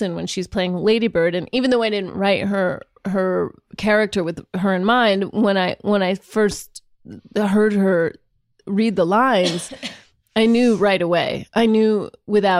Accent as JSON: {"language": "English", "town": "Sacramento", "region": "California", "country": "United States", "accent": "Sacramento"}